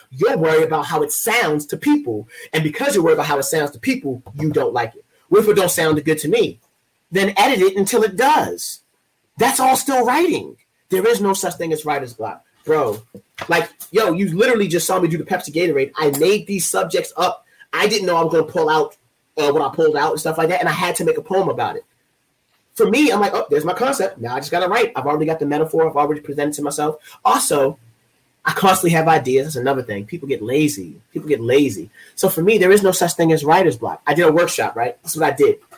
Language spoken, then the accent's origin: English; Baltimore, Maryland, United States; I am from Baltimore, like I am a Baltimore poet like him